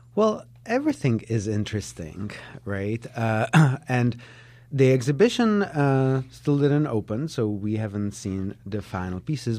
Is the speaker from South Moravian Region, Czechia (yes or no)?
no; Prague, Czechia; English is a second language; moved away as an adult; also born or lived in Israel; now in Chicago, United States; I was born in Prague, in Czechoslovakia, uh, back on the other side of the wall. Um, uh, I grew up there.